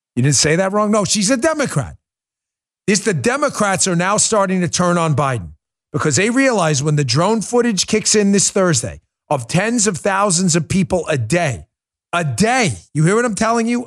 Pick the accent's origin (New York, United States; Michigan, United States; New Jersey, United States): New York, United States; New York City; moved away; I grew up in New York. Nobody knows New York better than I do.